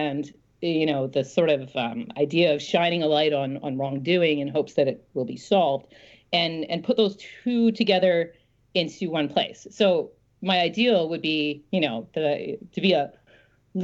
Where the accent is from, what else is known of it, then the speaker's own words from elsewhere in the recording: Smithers, British Columbia, Canada; moved away; I grew up in a town called Smithers, which is about halfway along what's now referred to as the Highway of Tears